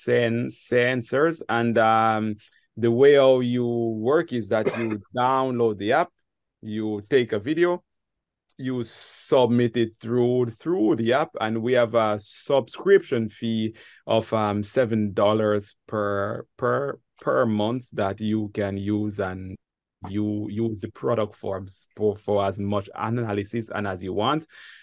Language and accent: English; Ocho Rios, Saint Ann, Jamaica; now in France; I am a Jamaican, and the city that I was born is called Ocherios, but our locals, we call the city Ochi